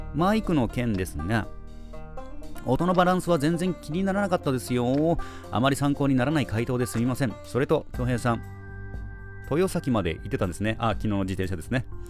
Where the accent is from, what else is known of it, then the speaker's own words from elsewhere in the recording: Nago, Okinawa, Japan; 僕は名護出身なんでね。